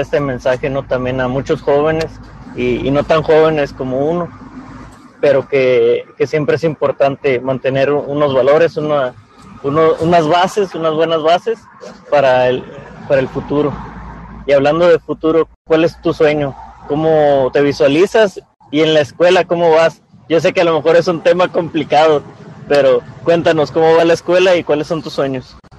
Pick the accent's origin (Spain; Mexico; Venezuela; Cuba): Mexico; Tijuana, Baja California; yo también soy, soy fuera de la ciudad, pero prácticamente hecho en Tijuana